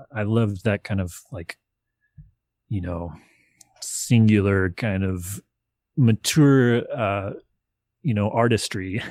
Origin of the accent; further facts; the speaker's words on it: Nashville, Tennessee, United States; I grew up in Nashville, Tennessee